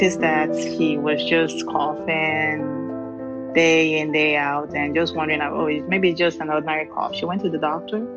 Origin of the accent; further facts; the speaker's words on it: Lagos, Nigeria; moved away as an adult; now in Houston, United States; I'm from Nigeria. I've been in the U.S. I came into the country 2010, so this will be my 11th year. Where I came from is a big community, which is Lagos